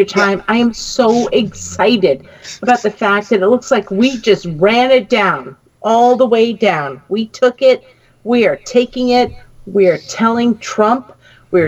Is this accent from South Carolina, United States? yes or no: no; New York, United States; now in Virginia, United States; I'm a New Yorker